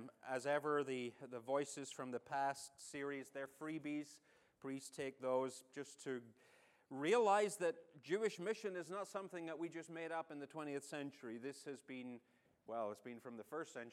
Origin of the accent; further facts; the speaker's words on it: Northern Ireland, United Kingdom; now in United States; I'm not your favorite Irishman. Northern Irishman. There is a distinction